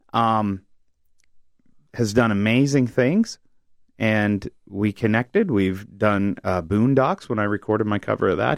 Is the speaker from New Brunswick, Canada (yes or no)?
yes; New Brunswick, Canada; I'm from New Brunswick